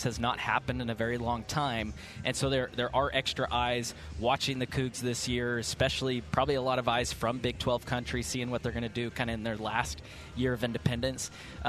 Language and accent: English; Houston, Texas, United States; moved away; growing up in Houston